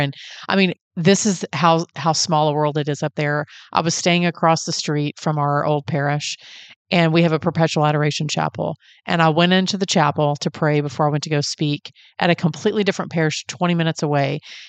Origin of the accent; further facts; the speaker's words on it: Texas, United States; I am Texan